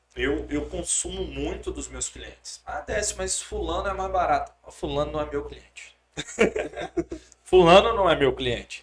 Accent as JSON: {"language": "Portuguese", "town": "Governador Valadares", "region": "Minas Gerais", "country": "Brazil", "moved": "as an adult", "said": "Eu sou de Valadares"}